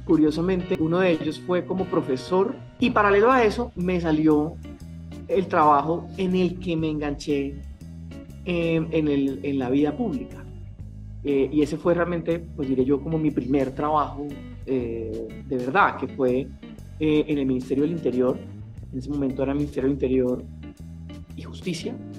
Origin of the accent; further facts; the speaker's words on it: Santa Marta, Magdalena, Colombia; moved away; vengo de provincia, soy de Santa Marta